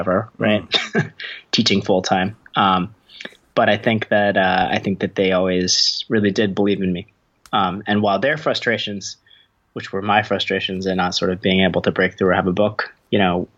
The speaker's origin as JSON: {"language": "English", "town": "Eugene", "region": "Oregon", "country": "United States", "tie": "born or raised there", "said": "I did grow up in Eugene."}